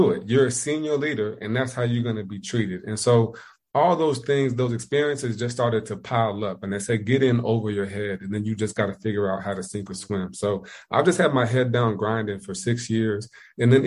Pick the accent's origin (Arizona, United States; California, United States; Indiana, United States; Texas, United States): Indiana, United States; moved away as an adult; also born or lived in Ohio; now in South Carolina, United States; I'm from Indiana, went to school in Ohio, moved down to South Carolina